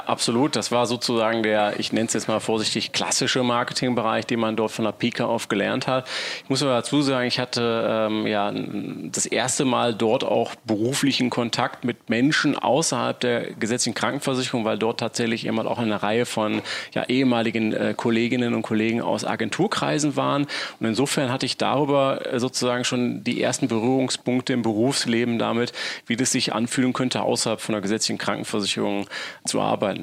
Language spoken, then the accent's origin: German; Essen, North Rhine-Westphalia, Germany; also born or lived in Solingen; bin aber tatsächlich als gebürtiger Essener auf auf Kohlen geboren und hatte mich immer wieder in die Heimat zurückgesehen